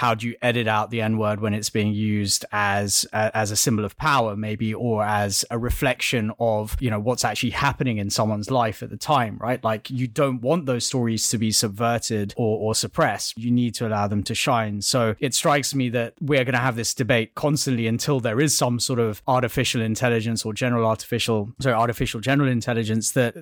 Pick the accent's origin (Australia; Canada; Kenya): Kenya; I was born in Kenya